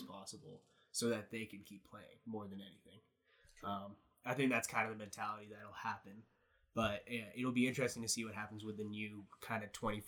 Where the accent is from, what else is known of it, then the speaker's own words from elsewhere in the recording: Halifax, Nova Scotia, Canada; growing up in Halifax